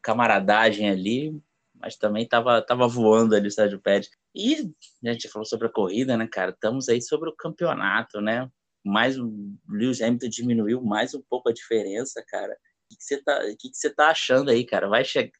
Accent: Rio de Janeiro, Brazil; Sou do Rio de Janeiro

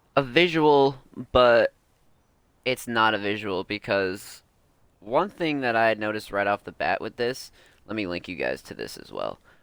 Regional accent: East Coast, United States; I'm also from the East Coast

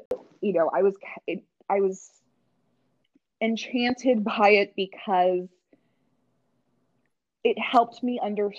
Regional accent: Midwest, United States; like growing up in the Midwest, it's, you know, it's a lot of culture and a lot of our experiences are very monochromatic.

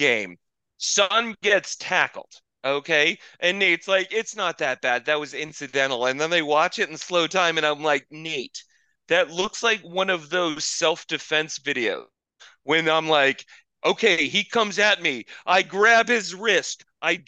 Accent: Arizona, United States; also born or lived in New England; I grew up in Arizona, and my family, I was born in New England. My family's from New England

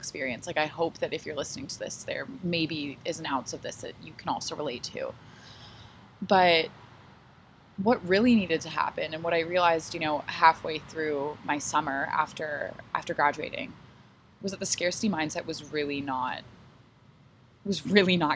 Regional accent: Toronto, Ontario, Canada; here in Toronto, in my hometown

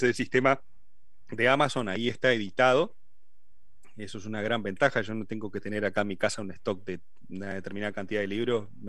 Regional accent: Uruguay; moved away; En ese tiempo somos todos de Uruguay.

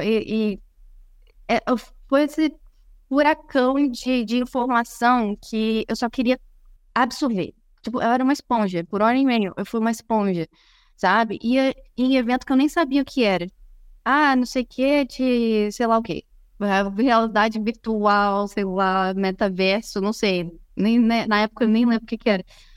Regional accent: Brazil; moved away as an adult; now in Silicon Valley, United States; eu sou brasileira

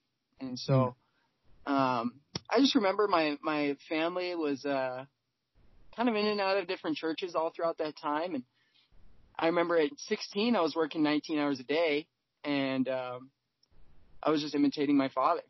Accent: California, United States; now in Seattle, United States; I was born in California

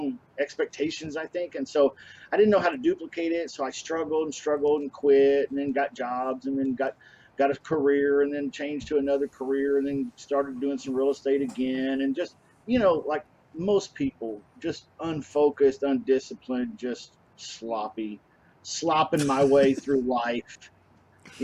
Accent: Kentucky, United States; accent: hillbilly; moved away as an adult; now in Kansas City, United States; I'm actually originally from Kentucky, so I'm a transplant.

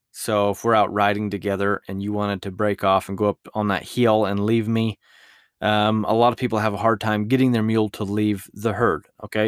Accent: Utah, United States; my home state of Utah

